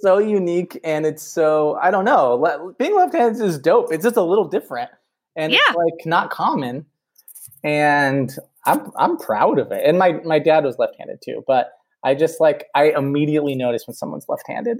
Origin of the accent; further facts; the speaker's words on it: Los Angeles, California, United States; I grew up here in Los Angeles in the '80s